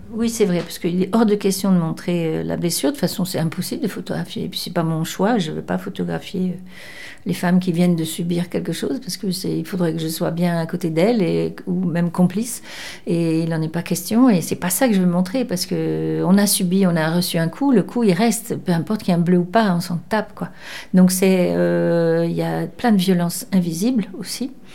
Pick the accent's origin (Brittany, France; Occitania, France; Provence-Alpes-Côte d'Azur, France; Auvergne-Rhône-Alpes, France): Provence-Alpes-Côte d'Azur, France; Cannes; moved away as an adult; also born or lived in Bordeaux region (born, Caudéran) / Paris; je vivais à Cannes et, euh, et je, je suis née dans la région, là, de Bordeaux, je suis née à Codeyran, mais j'ai, je suis partie très jeune à Cannes